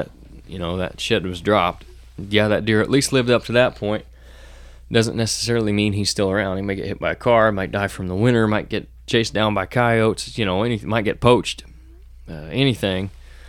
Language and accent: English; Illinois, United States; In my home state of Illinois, there are 257 days between the close of January deer hunting and its opening again in October 2022.